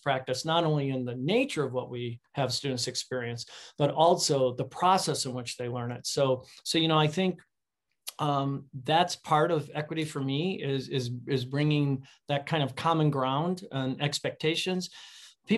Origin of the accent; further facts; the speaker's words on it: Chicago, Illinois, United States; I grew up in Chicago